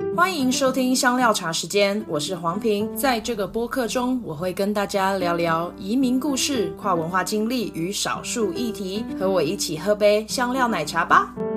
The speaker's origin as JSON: {"language": "Chinese", "country": "Taiwan", "tie": "born or raised there", "also_born_or_lived": "United States", "said": "我搬回台湾的时候，我才两岁半，我弟弟半岁"}